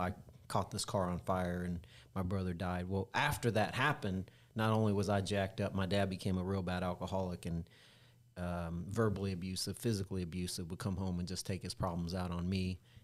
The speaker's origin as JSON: {"language": "English", "town": "Independence", "region": "Missouri", "country": "United States", "tie": "born or raised there", "said": "when I was growing up in Independence, Missouri, in the, in the late eighties, early nineties"}